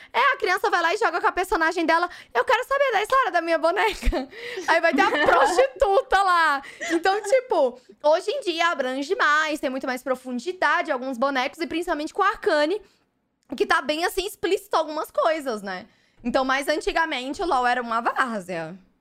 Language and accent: Portuguese; Fortaleza, Ceará, Brazil; now in São Paulo, Brazil; eu venho de Fortaleza.